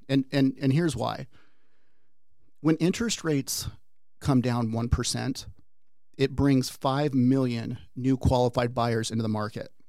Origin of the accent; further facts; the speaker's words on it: Peoria, Arizona, United States; also born or lived in Washington State; I typically tell people I'm a native